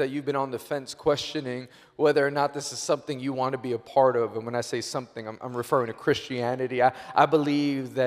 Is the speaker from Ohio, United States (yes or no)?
no; New York, United States; I'm born and raised in New York